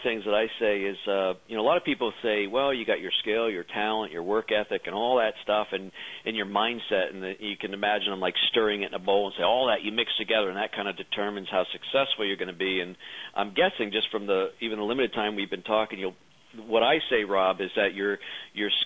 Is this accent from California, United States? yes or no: no; Philadelphia, Pennsylvania, United States; A fellow native of Philadelphia, my hometown